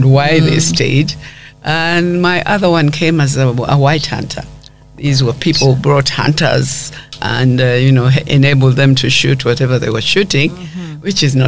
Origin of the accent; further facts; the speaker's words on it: Kampala, Central Region, Uganda; also born or lived in Fort Portal; grew up pretty fast in Kampala.